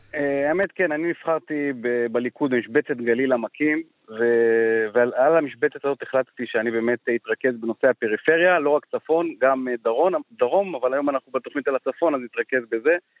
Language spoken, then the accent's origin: Hebrew; Afula, Northern District, Israel; נולדתי וגר בעפולה